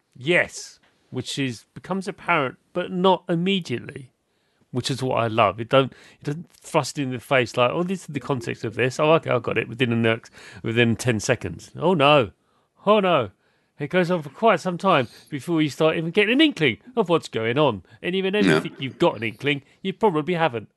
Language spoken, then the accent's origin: English; United Kingdom; as a British person